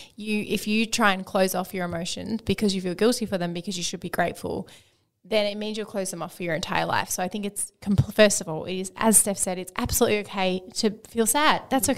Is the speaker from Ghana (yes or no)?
no; Melbourne, Victoria, Australia; I'm from Melbourne, but I'm currently on exchange in Scotland for the semester for uni.